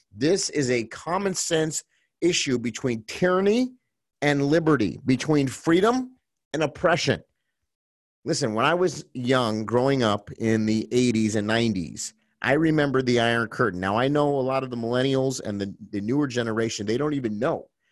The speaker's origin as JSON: {"language": "English", "country": "United States", "said": "as an American citizen and as a patriot"}